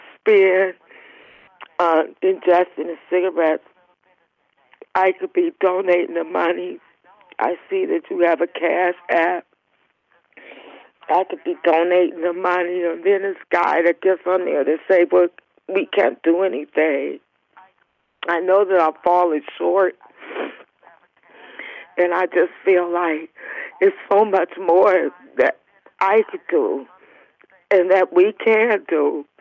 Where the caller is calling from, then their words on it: Cleveland, Ohio, United States; Cleveland, Ohio.